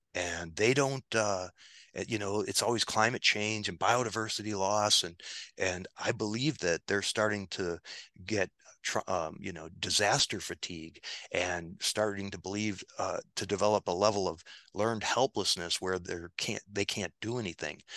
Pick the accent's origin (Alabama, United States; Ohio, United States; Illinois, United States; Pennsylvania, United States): Illinois, United States; moved away as an adult; also born or lived in Latin America; now in Virginia, United States; growing up in Illinois, we had wonderful Schwinn bicycles.